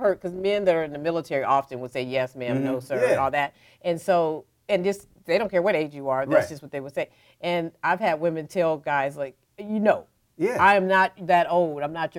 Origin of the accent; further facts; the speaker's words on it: Oakland, California, United States; we grew up in Oakland.